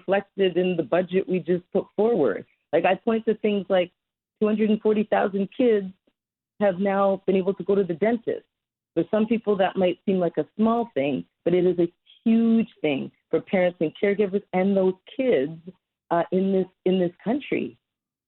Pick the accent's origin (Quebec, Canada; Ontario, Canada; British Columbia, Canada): Ontario, Canada; Toronto; I love the city of Toronto. It's my hometown